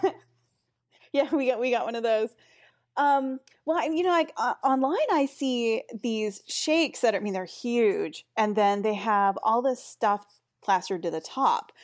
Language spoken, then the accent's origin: English; Pacific Northwest, United States; moved away as an adult; also born or lived in Germany; I grew up in the Pacific Northwest in the United States, and then I lived in Germany for a while